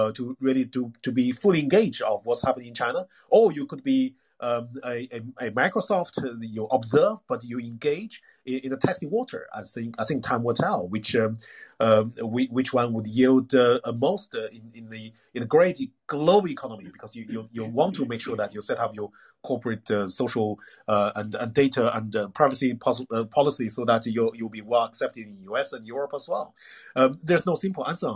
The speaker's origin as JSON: {"language": "English", "country": "United Kingdom", "said": "I'm a British."}